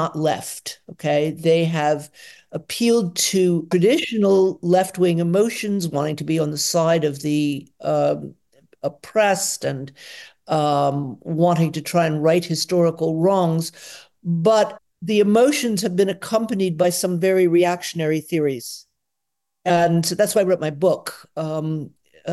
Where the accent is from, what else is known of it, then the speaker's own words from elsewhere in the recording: Atlanta, Georgia, United States; now in Potsdam, Germany; I was born in Atlanta, Georgia in 1955